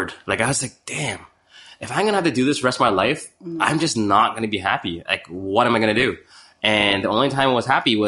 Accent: Chicago, Illinois, United States; moved away; also born or lived in Toronto; I was born in Toronto, but yeah. I grew up in Chicago, in Chinatown

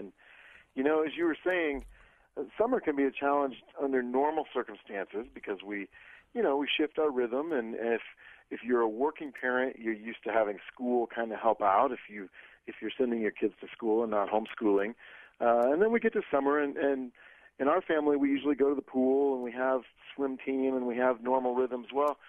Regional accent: Iowa, United States; I grew up in Iowa, so I know what that feels like.

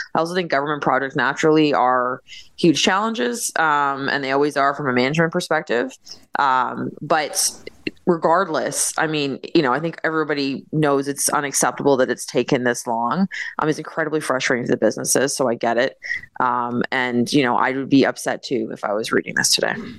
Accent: Canada; as a Canadian

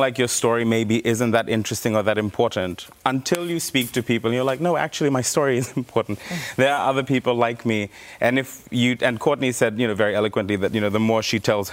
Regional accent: Fiji; now in Australia; I was born here. I was raised in Fiji. I've come back

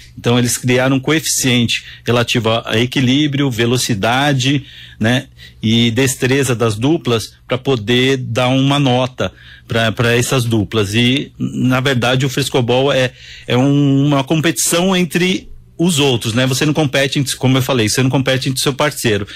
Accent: Santos, São Paulo, Brazil; Eu sou nascido em Santos, então sou praiano, sou do litoral

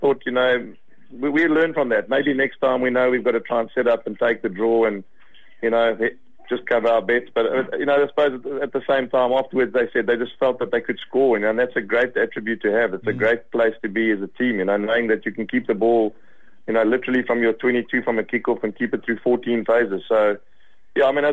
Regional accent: Australia; I talk now as an Australian

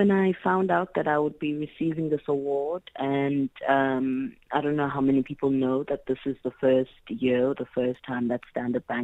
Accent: South Africa; first language Xhosa and Zulu; English is a second language; my mother tongue being Isixhosa and Isizulu

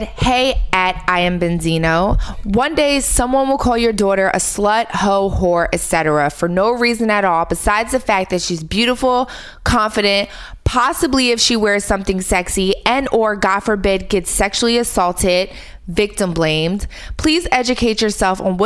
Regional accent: Philadelphia, Pennsylvania, United States; I'm a girl from Philly that was a stripper

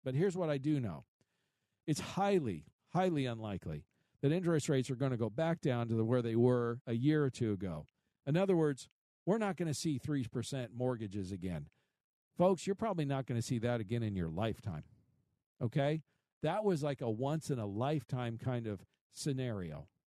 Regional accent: Midwest, United States; I grew up in the Midwest

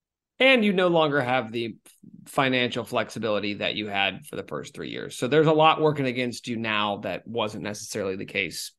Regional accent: Kansas, United States; I'm from Kansas.

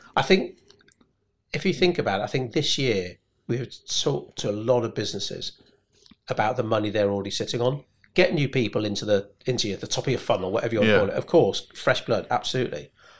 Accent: United Kingdom; And it's maybe being British. Like for my mum, the thought of following someone up, well, if they were interested, they would have got in touch.

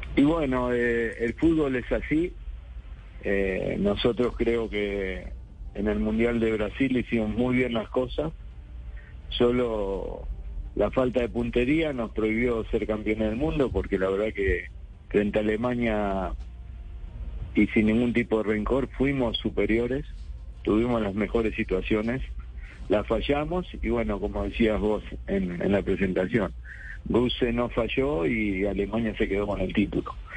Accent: La Plata, Buenos Aires Province, Argentina; Estoy en sí, en mi ciudad, mi ciudad natal, en la ciudad de La Plata.

